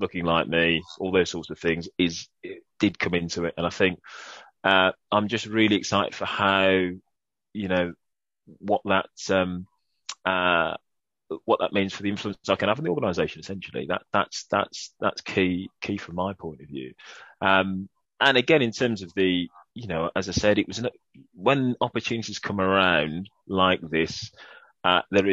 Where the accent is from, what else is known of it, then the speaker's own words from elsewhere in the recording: Birmingham, West Midlands, United Kingdom; accent: Brummie; my Brummie accent